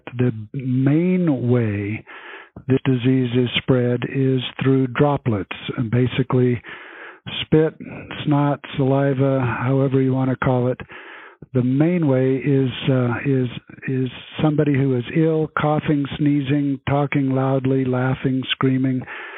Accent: Grand Junction, Colorado, United States; also born or lived in Africa / California / Baltimore, Maryland / Wyoming; I consider myself a Coloradan, although I was actually born in Africa. But I grew up in Grand Junction, went to school through high school in Colorado

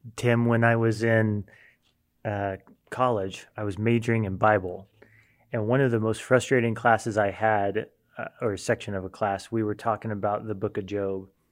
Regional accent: United States; as an American

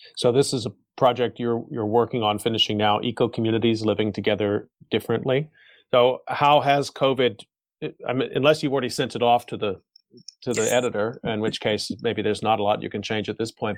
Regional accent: United States; now in South Korea; as an American living here

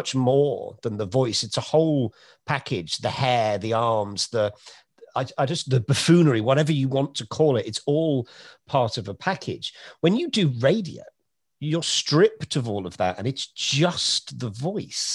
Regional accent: Oldham, North West England, United Kingdom; also born or lived in Cheshire / Manchester; growing up in Oldham and Cheshire and going to school in Manchester

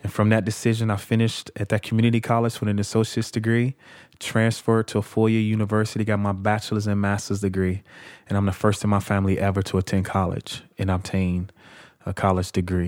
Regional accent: Chicago, Illinois, United States; I'm from Chicago. Uh, I was born in Chicago Housing Project called Argyll Gardens on the south side of Chicago.

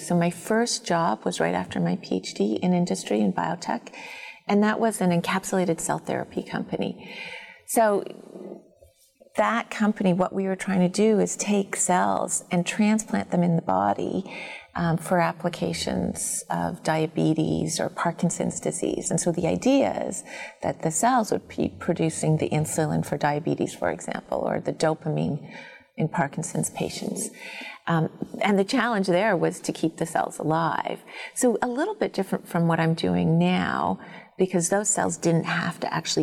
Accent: Toronto, Ontario, Canada; I grew up in Toronto

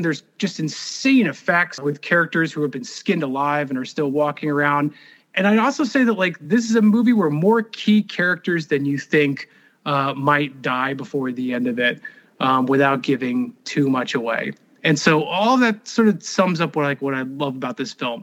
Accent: Texas, United States; I am from Texas

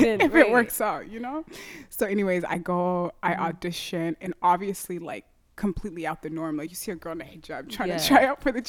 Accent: Minneapolis, Minnesota, United States; also born or lived in St. Paul; I was born and raised here in Minneapolis, and I just grew up.

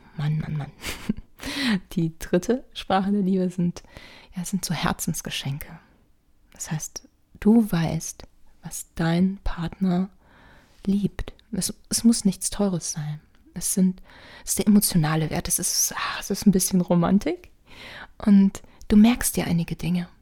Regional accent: Rhineland, Germany; ich bin ja Rheinländer

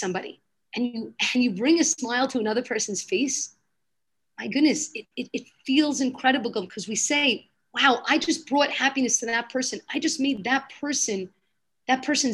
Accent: New York City, New York, United States; moved away as an adult; now in Jerusalem, Israel; I was born in Brooklyn, lived there my whole life

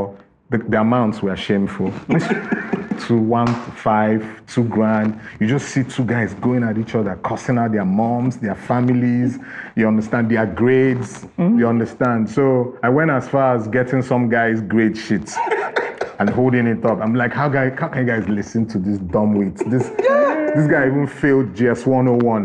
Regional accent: Enugu, Enugu State, Nigeria; I grew up in the Southeast, in Enugu specifically

